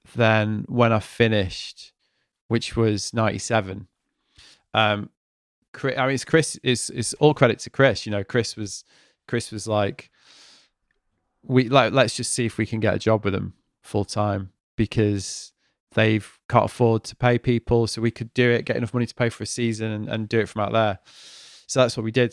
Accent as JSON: {"language": "English", "town": "Manchester", "region": "North West England", "country": "United Kingdom", "tie": "born or raised there", "also_born_or_lived": "Stratford", "moved": "yes", "said": "it's my hometown"}